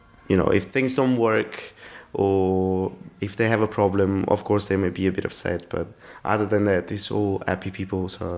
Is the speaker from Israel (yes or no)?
no; Italy; English is a second language; now in London, United Kingdom